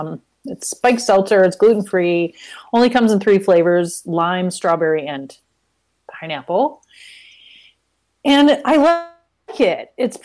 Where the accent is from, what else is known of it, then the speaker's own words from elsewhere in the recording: Ohio, United States; I'm from Ohio.